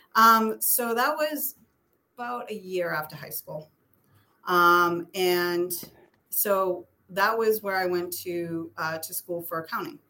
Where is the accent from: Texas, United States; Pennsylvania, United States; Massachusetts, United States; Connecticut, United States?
Massachusetts, United States; Methuen; also born or lived in Boston / South Shore, Massachusetts; now in Stoughton, United States; I grew up in Methuen